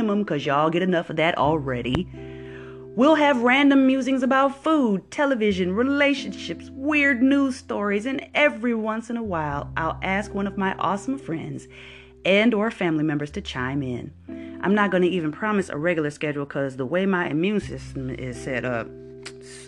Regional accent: Wisconsin, United States; moved away; I'm from Wisconsin

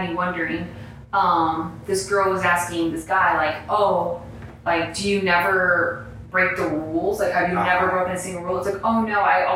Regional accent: United States; I was born and raised here, you know, I am American too

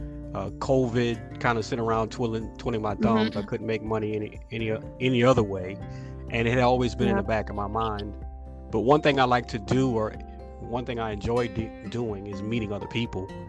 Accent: New Orleans, Louisiana, United States; I'm from New Orleans, Louisiana

